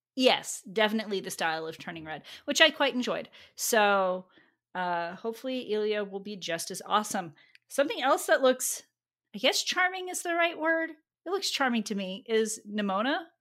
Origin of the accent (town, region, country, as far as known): United States